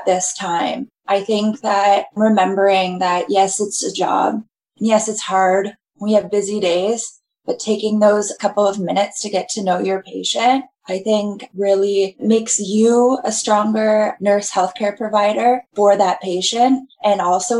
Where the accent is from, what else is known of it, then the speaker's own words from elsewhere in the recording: Kitchener, Ontario, Canada; I'm from Kitchener